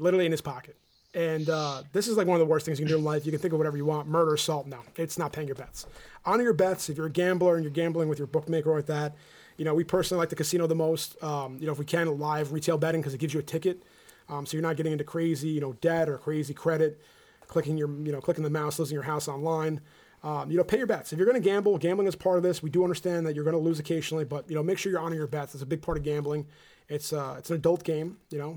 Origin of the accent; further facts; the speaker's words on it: New Jersey, United States; we're from New Jersey